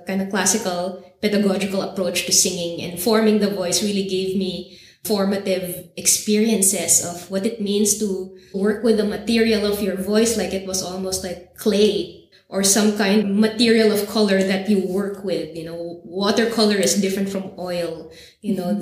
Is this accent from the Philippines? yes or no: yes; Philippines; moved away; as a Filipina living in other places